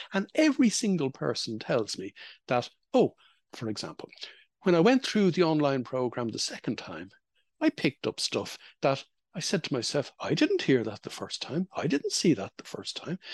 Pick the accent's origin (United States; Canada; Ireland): Ireland; when I was growing up in Holy Catholic Ireland